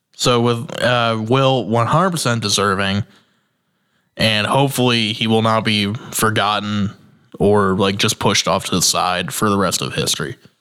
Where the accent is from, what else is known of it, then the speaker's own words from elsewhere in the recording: Indiana, United States; I'm from Indiana